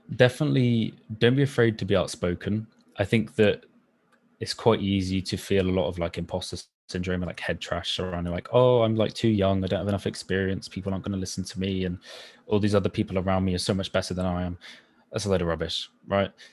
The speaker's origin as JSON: {"language": "English", "area": "Somerset", "region": "South West England", "country": "United Kingdom", "tie": "born or raised there", "said": "I grew up in Somerset"}